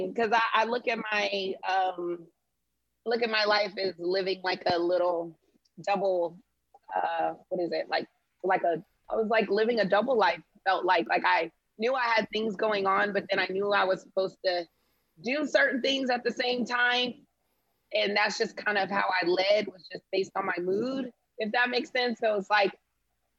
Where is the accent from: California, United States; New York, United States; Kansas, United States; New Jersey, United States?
California, United States; Sacramento; now in Houston, United States; I'm originally from Sacramento, California, but now I live in Houston, Texas